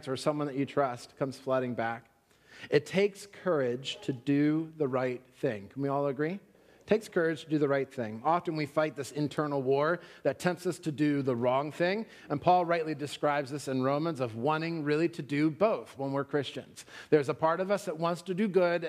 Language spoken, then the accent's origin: English; Pennsylvania, United States; moved away; also born or lived in Florida; I'm from Pennsylvania